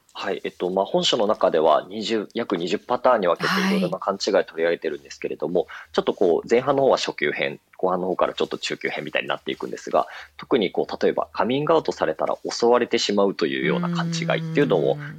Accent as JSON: {"language": "Japanese", "town": "Nagoya", "region": "Aichi", "country": "Japan", "tie": "born or raised there", "moved": "as an adult", "lives_now": "Tokyo, Japan", "said": "私あの、名古屋出身で東京に上京してるんですけれども"}